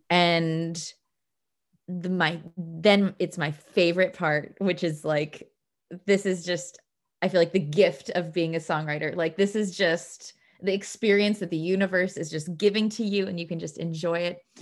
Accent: Bloomington, Indiana, United States; moved away as an adult; also born or lived in Cleveland, Ohio; now in Stockholm, Sweden; I grew up in Indiana, and, but I was born in Cleveland

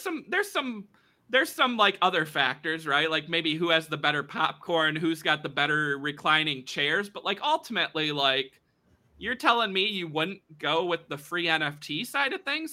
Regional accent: United States; us Americans here

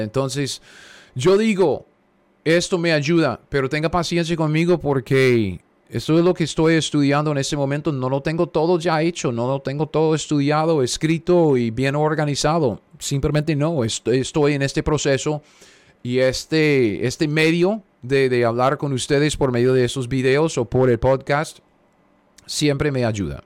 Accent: United States; yo soy un gringo cualquiera

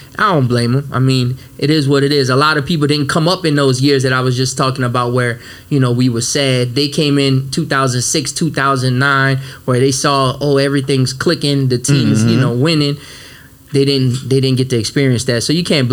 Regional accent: New Orleans, Louisiana, United States; I'm from the West Bank, man. From the West Bank

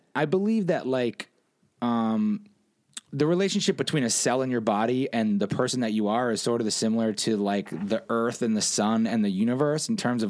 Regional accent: southern New Hampshire, United States; moved away as an adult; also born or lived in Chicago; I'm from New Hampshire, the southern part. So it's very close.

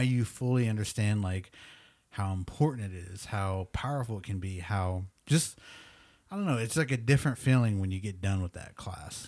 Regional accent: Oklahoma, United States; first language English; we're from Oklahoma.

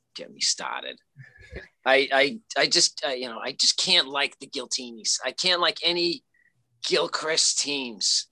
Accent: Lynn, Massachusetts, United States; I am from Lynn, Massachusetts

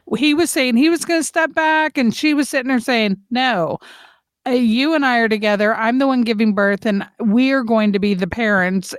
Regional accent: St. Louis, Missouri, United States; moved away; my hometown people in the Lou

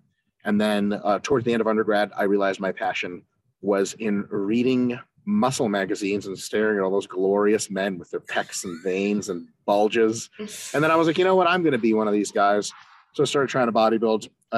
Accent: Detroit, Michigan, United States; also born or lived in Moscow, Russia; age seven, came to the States, went to elementary school, middle school, and high school in Metro Detroit, Michigan.

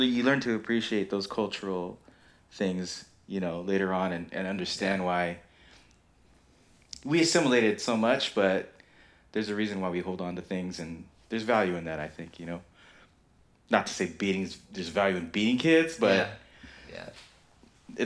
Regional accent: United States; We're American kids, mm-hmm. growing up in the 80s and 90s

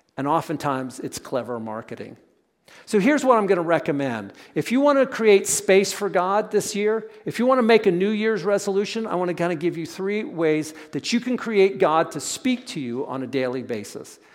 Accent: Pennsylvania, United States; we grew up in Pennsylvania

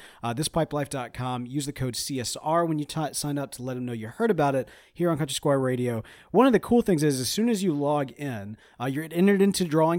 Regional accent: Mississippi, United States; We're from Mississippi. We can't survive in the desert.

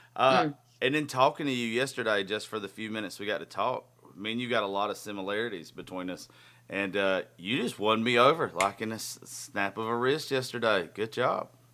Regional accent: Georgia, United States; we're both from Georgia.

